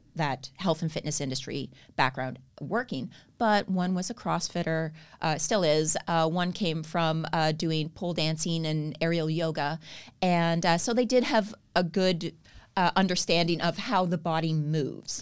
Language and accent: English; Canada; accent: Canadian; moved away as an adult; now in Australia; I moved from Canada, as you can probably tell, I have Canadian accent